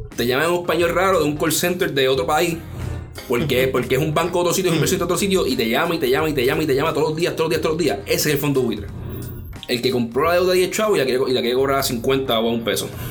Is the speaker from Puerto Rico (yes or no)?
yes; Puerto Rico; como puertorriqueños tenemos que unirnos